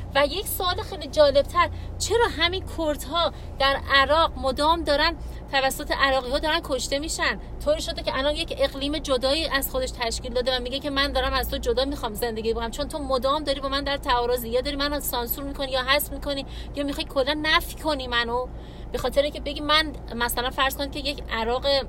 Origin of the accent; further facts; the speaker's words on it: Iran; ما همچنان ایرانیم